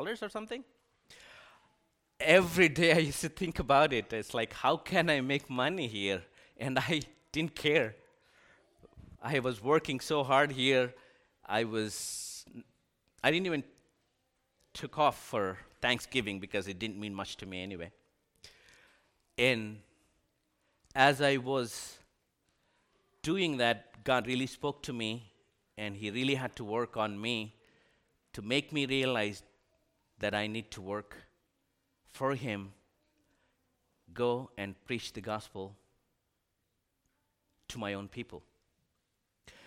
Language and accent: English; India; moved away as an adult; now in United States; I was born and raised in India, and I came here to the United States